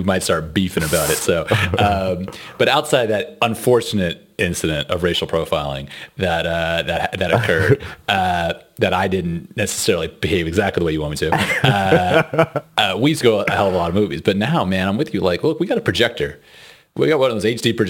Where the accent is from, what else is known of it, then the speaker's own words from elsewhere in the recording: Texas, United States; moved away as an adult; now in Netherlands; we're from Texas